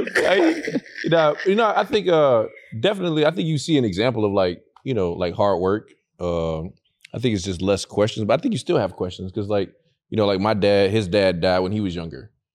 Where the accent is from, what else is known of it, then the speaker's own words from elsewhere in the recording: Fort Lauderdale, Florida, United States; Florida, Fort Lauderdale.